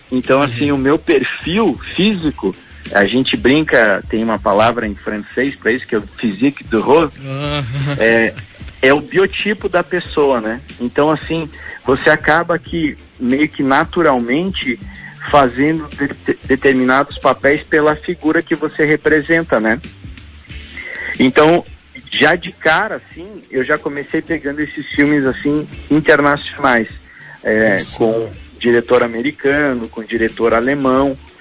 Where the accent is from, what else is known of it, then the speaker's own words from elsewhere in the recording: Brazil; moved away as an adult; also born or lived in Los Angeles, United States; eu sou brasileiro